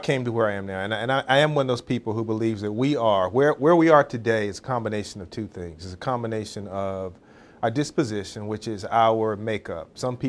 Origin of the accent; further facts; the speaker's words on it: North Carolina, United States; So when I was growing up in Eastern North Carolina, rural North Carolina, very rural North Carolina, son of a preacher